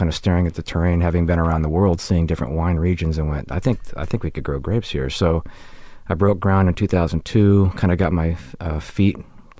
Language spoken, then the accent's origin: English; Michigan, United States; also born or lived in Ohio; I was born in Ohio, but I grew up in Michigan.